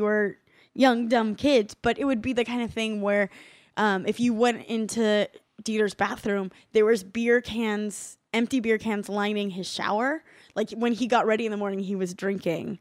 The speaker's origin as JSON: {"language": "English", "region": "California", "country": "United States", "said": "I'm from California, which is such a big state"}